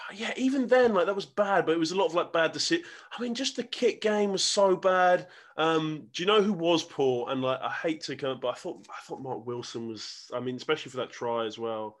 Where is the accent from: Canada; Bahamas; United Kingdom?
United Kingdom; England; I was born in England